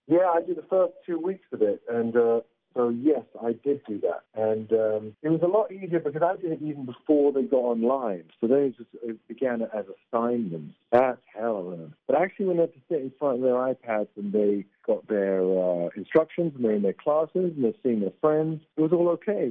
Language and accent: English; England, United Kingdom; I'm English